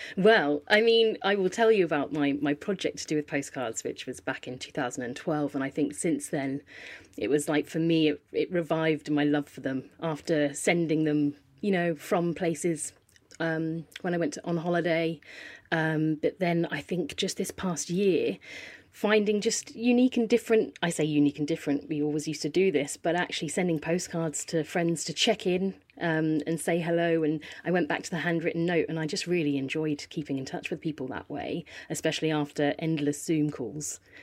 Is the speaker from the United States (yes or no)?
no; Poole, South West England, United Kingdom; moved away as an adult; also born or lived in London; I was born in Poole Hospital, uh, grew up down here